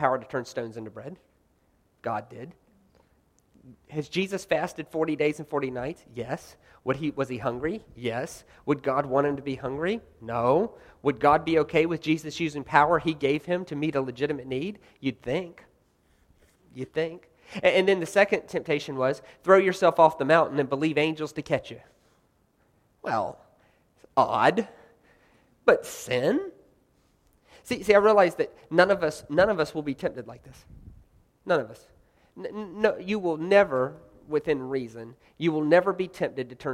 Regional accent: the South, United States; I'm from the South, by the way. I'm from the South.

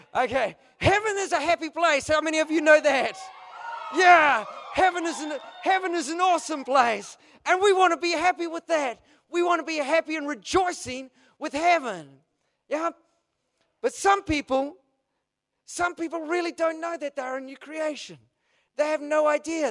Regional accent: New Zealand; I'm a Kiwi

